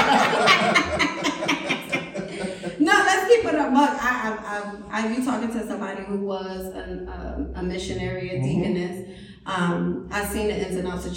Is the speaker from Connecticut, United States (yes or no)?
yes; Hartford, Connecticut, United States; I'm from Hartford